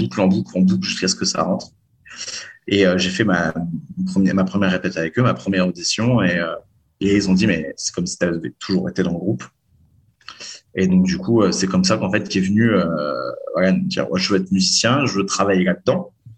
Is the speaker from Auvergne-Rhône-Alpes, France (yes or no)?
yes; Lyon, Auvergne-Rhône-Alpes, France; je viens de Lyon